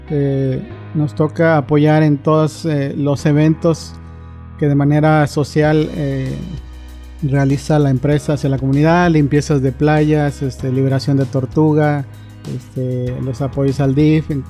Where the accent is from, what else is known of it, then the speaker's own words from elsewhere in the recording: Monterrey, Nuevo León, Mexico; yo vengo de la ciudad de Monterrey